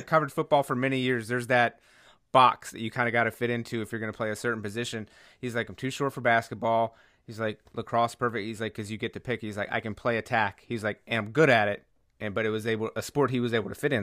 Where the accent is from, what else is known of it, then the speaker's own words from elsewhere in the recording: North Carolina, United States; I grew up playing baseball in North Carolina